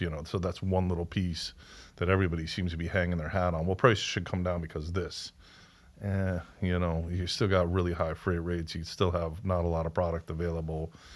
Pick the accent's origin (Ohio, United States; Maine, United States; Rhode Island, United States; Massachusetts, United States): Rhode Island, United States; we're also from Rhode Island, so a twenty minute drive